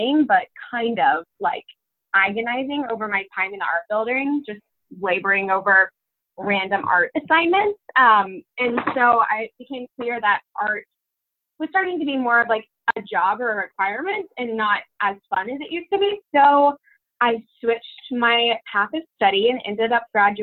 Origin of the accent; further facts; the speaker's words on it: Wichita, Kansas, United States; I am from Kansas. I grew up there in Wichita, and that's where I was raised.